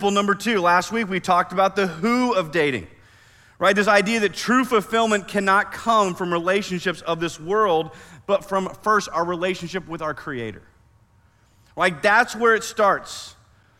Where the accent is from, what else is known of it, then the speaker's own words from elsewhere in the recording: Iowa, United States; now in Oklahoma, United States; I grew up in Iowa